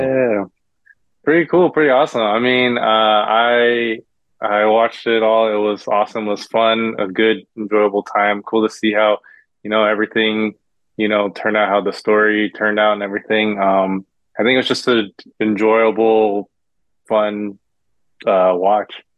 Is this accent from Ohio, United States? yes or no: no; Irvine, California, United States; also born or lived in Davis, California / Los Angeles, California; I grew up in Orange County in uh, Irvine. We, uh, we call it the bubble, I guess. Um, yeah, I grew up in Irvine